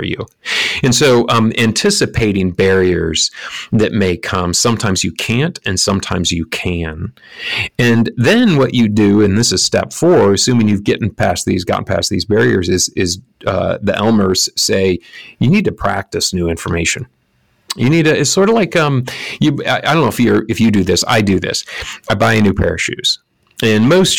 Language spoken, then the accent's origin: English; Lansing, Michigan, United States; all around Lansing, Michigan, my hometown.